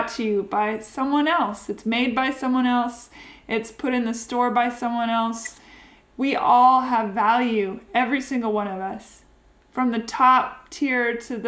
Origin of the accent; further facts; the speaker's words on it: Seattle, Washington, United States; now in Nashville, United States; my hometown